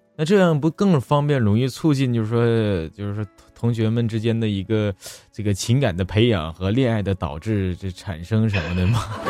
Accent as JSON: {"language": "Chinese", "region": "Northeast China", "country": "China", "said": "尤其是你是俺们东北人。"}